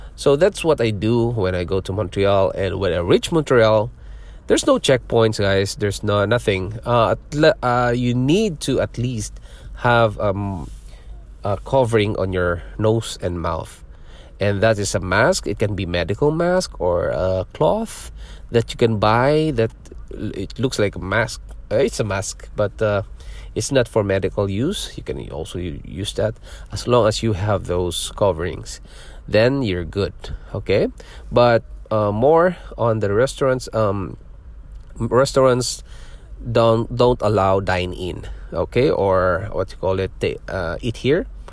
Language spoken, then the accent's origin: English; Philippines; born or raised there; moved away as an adult; also born or lived in Singapore; now in Ontario, Canada